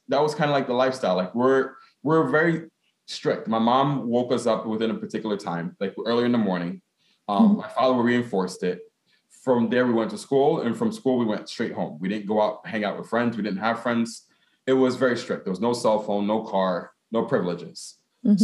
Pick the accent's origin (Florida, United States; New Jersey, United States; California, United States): New Jersey, United States; Newark; as a Ghanaian American, in the sense that I was born in Newark, because my mom and my dad were born in Ghana